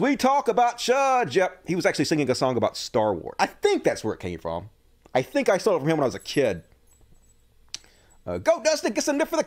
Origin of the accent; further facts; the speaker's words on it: United States; I grew up in America